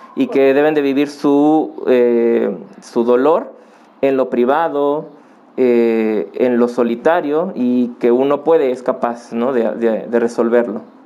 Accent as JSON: {"language": "Spanish", "town": "Acapulco", "region": "Guerrero", "country": "Mexico", "tie": "born or raised there", "moved": "as an adult", "lives_now": "Puebla, Mexico", "said": "yo nací en Acapulco. Eh, en el 2004 yo vine aquí a Puebla a estudiar la universidad"}